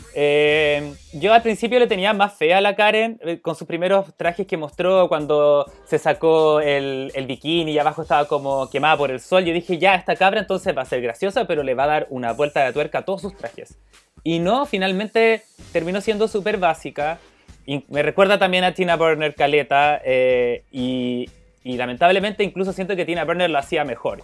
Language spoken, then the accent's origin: Spanish; Chile; nosotras, que somos chilenas, que estamos en otro continente